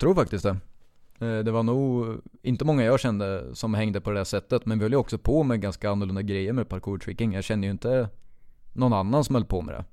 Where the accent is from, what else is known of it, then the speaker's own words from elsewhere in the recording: Finspång, Östergötland, Sweden; jag växte upp i Finspång